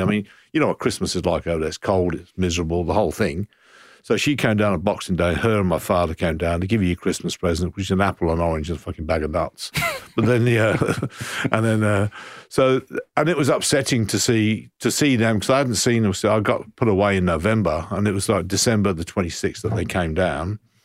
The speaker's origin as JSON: {"language": "English", "town": "Coventry", "region": "West Midlands", "country": "United Kingdom", "moved": "as an adult", "lives_now": "Brighton, Australia", "said": "I'm from Coventry and I'm, I'm now living in Brighton"}